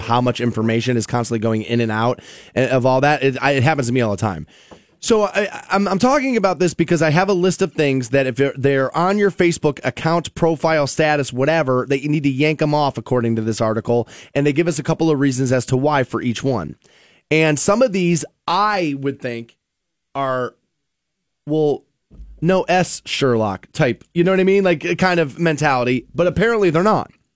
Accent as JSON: {"language": "English", "country": "United States", "tie": "born or raised there", "said": "growing up in the America I grew up"}